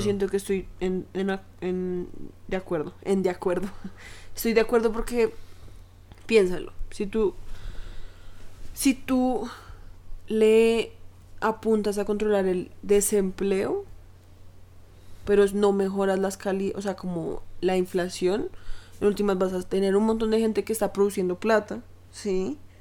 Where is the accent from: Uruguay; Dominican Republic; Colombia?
Colombia; acá en Colombia